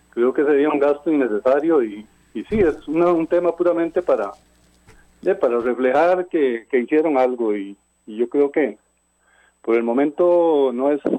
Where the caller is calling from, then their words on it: Cartago, Costa Rica; de Cartago.